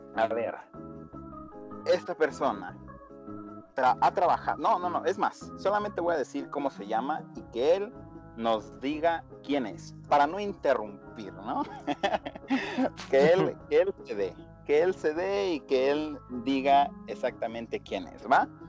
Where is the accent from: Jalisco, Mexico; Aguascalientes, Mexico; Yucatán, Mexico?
Aguascalientes, Mexico; somos del estado de Aguascalientes y somos bien pinches orgullosos de ser de ahí